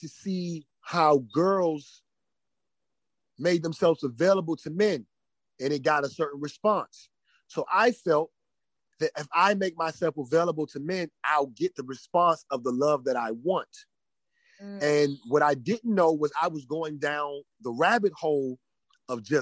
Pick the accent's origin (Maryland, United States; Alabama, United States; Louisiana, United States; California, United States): Maryland, United States; Prince George's County; I am homegrown DMV